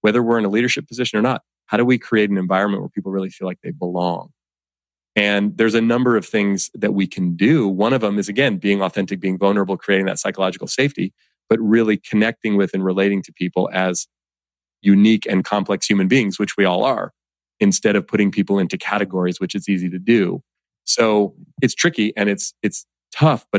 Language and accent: English; Oakland, California, United States; growing up in Oakland, California, you know, raised by my single mom